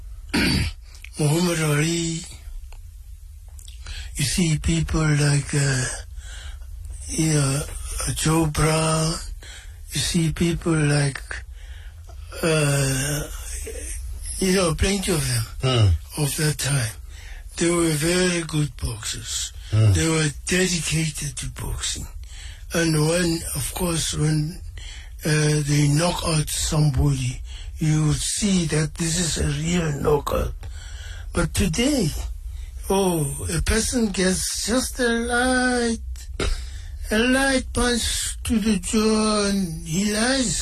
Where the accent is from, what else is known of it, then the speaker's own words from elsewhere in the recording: South Africa; I am a South African